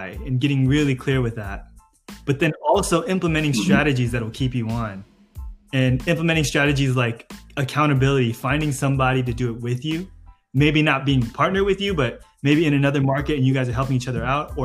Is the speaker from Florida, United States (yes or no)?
no; San Diego, California, United States; I'm from San Diego